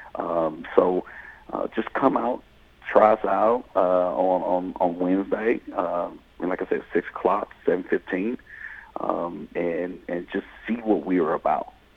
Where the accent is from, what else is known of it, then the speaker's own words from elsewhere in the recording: South Georgia, United States; moved away as an adult; also born or lived in Nashville, Tennessee; I'm, I'm originally from South Georgia